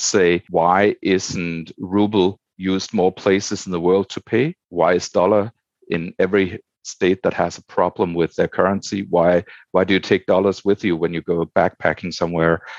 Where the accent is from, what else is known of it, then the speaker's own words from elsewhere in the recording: Denmark; moved away; I'm originally from Denmark